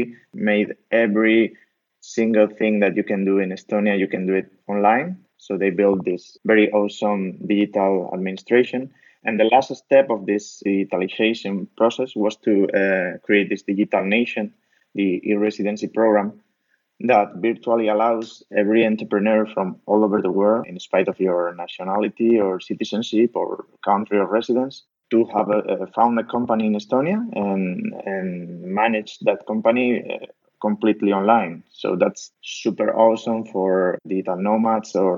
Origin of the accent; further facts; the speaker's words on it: Spain; moved away; I'm a micropreneur from Spain